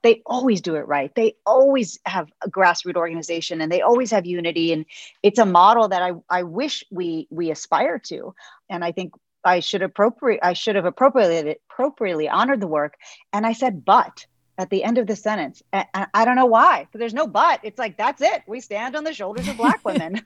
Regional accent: Texas, United States; as a Texan

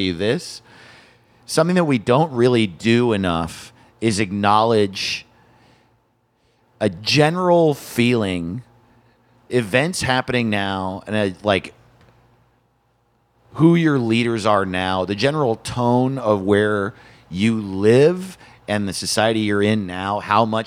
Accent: small town near Middletown, New York, United States; moved away; I grew up in a very small town removed from city life completely, and so we had to drive half an hour, like five towns away, to go to the nearest mall

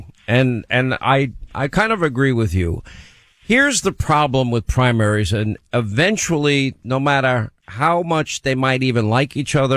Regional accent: New York, United States; I grew up in New York

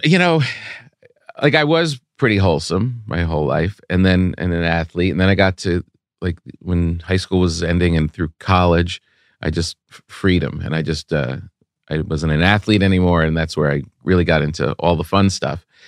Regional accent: Park Ridge, New Jersey, United States; born or raised there

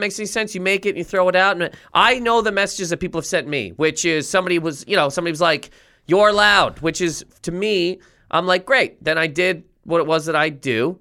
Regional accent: Canada; moved away as an adult; also born or lived in Halifax, Nova Scotia / Toronto; now in United States; I'm a Canadian citizen, but I got a green card here

